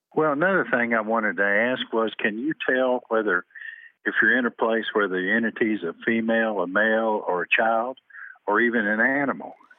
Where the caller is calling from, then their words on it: Temple, Texas, United States; I'm calling from Temple, Texas